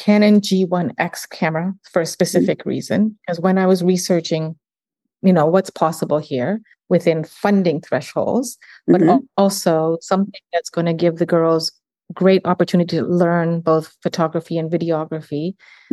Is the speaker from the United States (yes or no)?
no; Uganda; now in Canada; I'm from Uganda